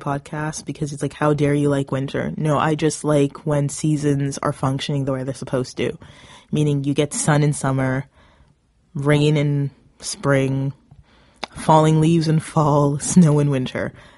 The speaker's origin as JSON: {"language": "English", "region": "Southern Ontario", "country": "Canada", "said": "I come from Southern Ontario"}